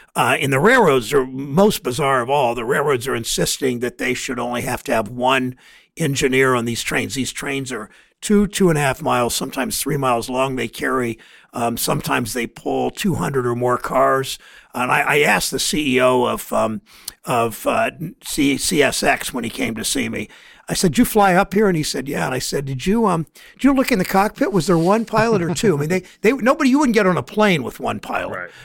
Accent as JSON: {"language": "English", "town": "Mansfield", "region": "Ohio", "country": "United States", "tie": "born or raised there", "said": "my hometown of Mansfield"}